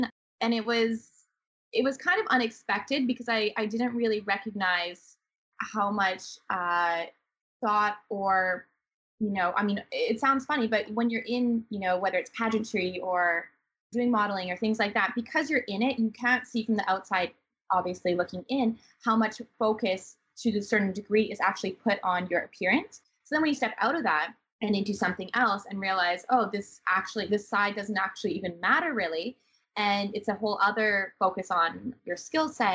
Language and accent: English; Swift Current, Saskatchewan, Canada; moved away as an adult; also born or lived in Guangzhou, China; I moved from Swift Current, Saskatchewan of 16,000 people where I grew up to Guangzhou